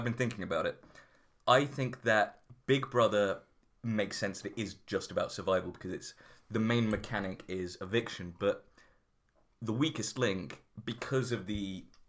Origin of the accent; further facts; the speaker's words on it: Greater Manchester, North West England, United Kingdom; I'm not from Central. I'm from like Greater Manchester. I'm not from Central Manchester.